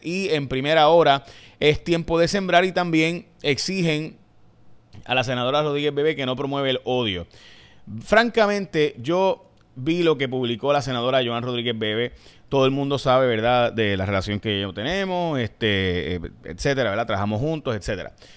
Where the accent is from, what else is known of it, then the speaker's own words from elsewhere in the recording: San Lorenzo, Puerto Rico; yo soy de San Lorenzo